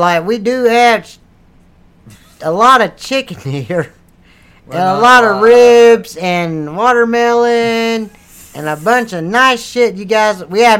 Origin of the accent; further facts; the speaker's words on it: the South, United States; accent: southern; Don't make fun of my southern accent.